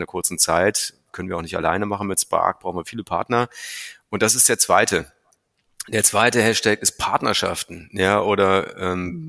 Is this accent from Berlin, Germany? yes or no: no; North Rhine-Westphalia, Germany; moved away; also born or lived in Meerbusch / Asia; ich bin, wie du sagst, im schönen Rheinland groß geworden, in einem Dorf